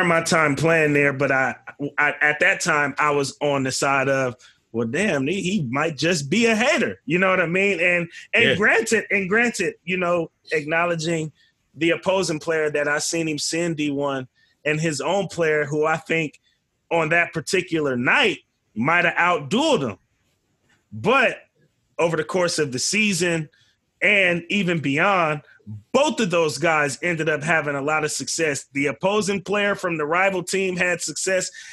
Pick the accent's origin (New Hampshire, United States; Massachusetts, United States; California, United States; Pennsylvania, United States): California, United States; Vallejo; But we definitely had a culture out there in Vallejo